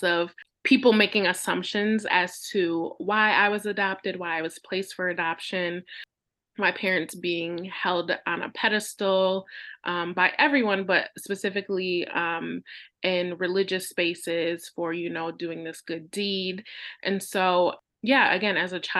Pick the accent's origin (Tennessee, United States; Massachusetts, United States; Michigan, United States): Michigan, United States; moved away as an adult; also born or lived in Detroit, Michigan; now in Pennsylvania, United States; I was born in Detroit, Michigan, and in the United States, and I was raised about an hour north in a very small white town. Grew up there for 18 years